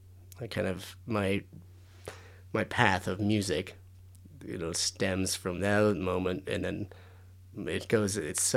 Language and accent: English; San Diego, California, United States; born there; I was born in San Diego.